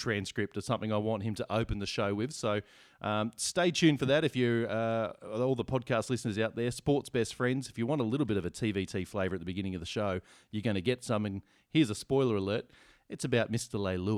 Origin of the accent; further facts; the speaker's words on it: Australia; being an Australian.